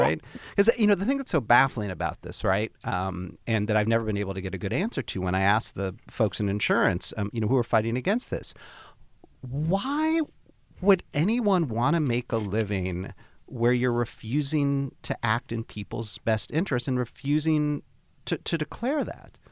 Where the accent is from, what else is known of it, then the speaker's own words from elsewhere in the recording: Chicago, Illinois, United States; moved away; my friends, uh, from back home in Chicago where I grew up.